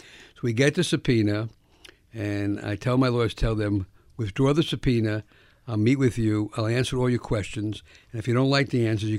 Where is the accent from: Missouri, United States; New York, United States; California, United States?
New York, United States; Bronx; I grew up in the South Bronx, and you can give them the Rockefeller salute for me.